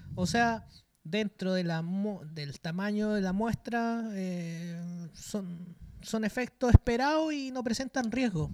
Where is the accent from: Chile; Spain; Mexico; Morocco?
Chile; los chilenos que estamos todos los días movilizándonos